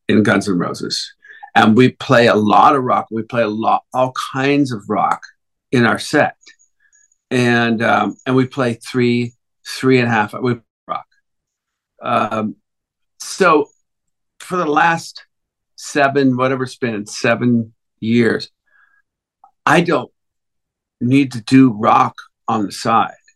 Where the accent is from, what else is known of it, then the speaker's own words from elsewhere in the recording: United States; I'm American